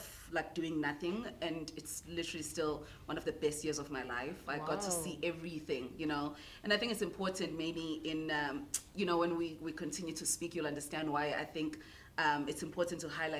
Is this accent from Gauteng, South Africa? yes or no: no; Newcastle, KwaZulu-Natal, South Africa; I'm a girl from Newcastle, eMatateni. I grew up there